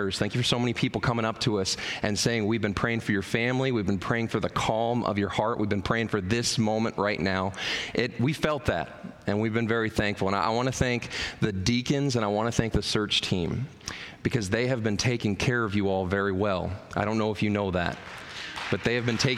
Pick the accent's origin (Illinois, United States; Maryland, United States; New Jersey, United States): Maryland, United States; now in New Richmond, United States; I'm actually from Maryland